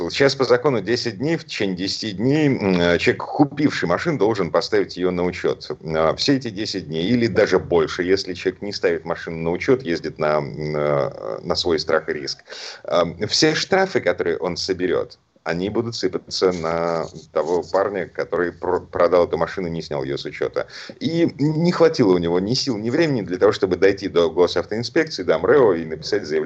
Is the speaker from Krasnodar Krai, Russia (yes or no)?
no; Moscow, Russia; из Москвы